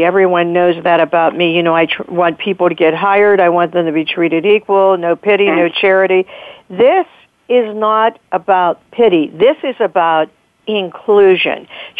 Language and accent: English; New Galilee, Pennsylvania, United States; I grew up in New Galilee.